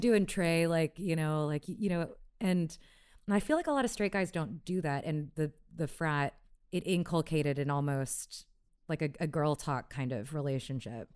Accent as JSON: {"language": "English", "town": "Houston", "region": "Texas", "country": "United States", "tie": "born or raised there", "moved": "as an adult", "said": "I grew up in Houston"}